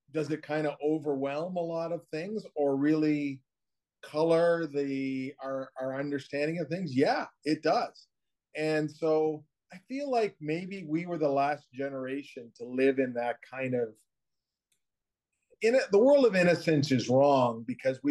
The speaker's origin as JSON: {"language": "English", "town": "Hamilton", "region": "Ontario", "country": "Canada", "tie": "born or raised there", "said": "my hometown Hamilton"}